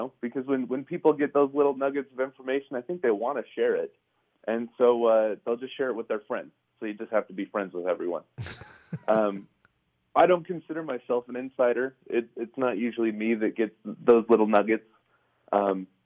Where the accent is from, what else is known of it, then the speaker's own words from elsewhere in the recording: Utah, United States; I was born and raised in Utah